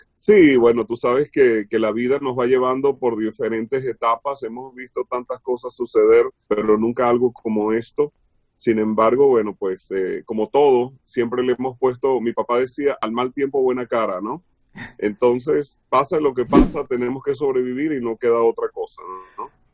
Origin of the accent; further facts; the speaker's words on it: Venezuela; moved away as an adult; now in Los Angeles, United States; Trabajé mucho en estaciones de radio en Venezuela, fui asesor de compañías allá de radio, muy jovencito, ¿no? A los 15, 16. Yo salí de Venezuela como a los 20